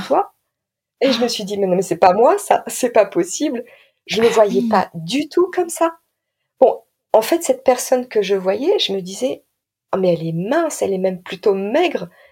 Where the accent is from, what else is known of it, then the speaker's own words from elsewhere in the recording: Nord-Pas-de-Calais, Hauts-de-France, France; Je viens du Nord-Pas-de-Calais